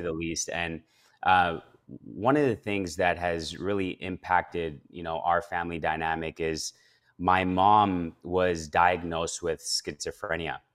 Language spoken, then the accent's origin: English; Edmonton, Alberta, Canada; born or raised there; also born or lived in Calgary, Alberta / Ethiopia